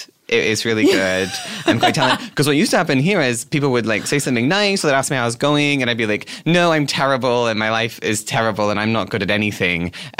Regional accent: Australia; moved away as an adult; now in Los Angeles, United States; I'm from Australia.

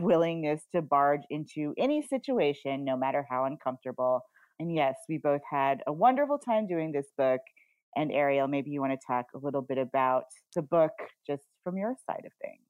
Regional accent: Oregon, United States; I grew up in Oregon

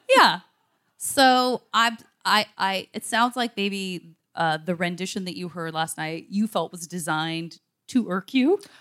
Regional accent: Arizona, United States; I'm from Arizona. I'm only from dry places

